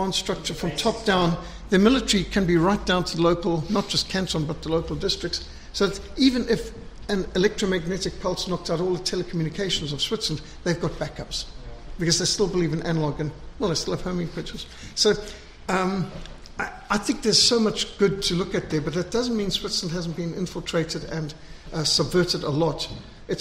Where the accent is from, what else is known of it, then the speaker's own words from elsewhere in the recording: South Africa; Even in our most conservative days in South Africa